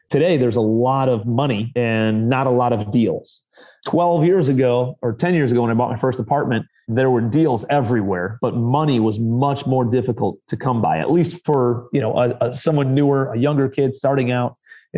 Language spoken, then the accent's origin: English; Ohio, United States; moved away as an adult; also born or lived in New York City; now in Charleston, United States; I'm from Ohio originally